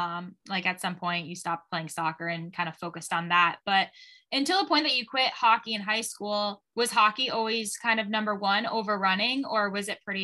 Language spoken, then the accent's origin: English; Michigan, United States; I am from Michigan and grew up a Michigan fan